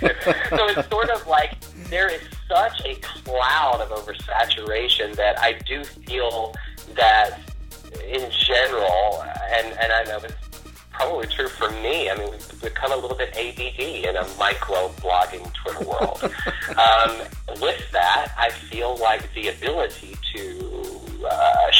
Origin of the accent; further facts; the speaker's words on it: Louisiana, United States; I'm from Louisiana